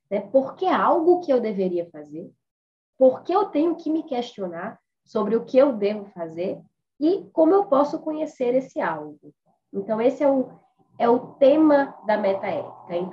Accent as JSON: {"language": "Portuguese", "town": "Natal", "region": "Rio Grande do Norte", "country": "Brazil", "moved": "as an adult", "lives_now": "São Paulo, Brazil", "said": "eu sou de Natal, então eu sou ah, formada em Direito, né, pela Universidade Federal do Rio Grande do Norte, mas já resido aqui em São Paulo há oito anos."}